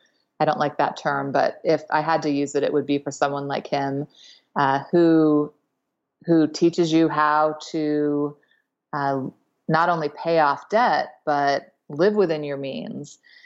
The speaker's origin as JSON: {"language": "English", "region": "East Coast", "country": "United States", "tie": "born or raised there", "said": "I had a great childhood. I grew up on the East Coast and with my mom and dad and sister."}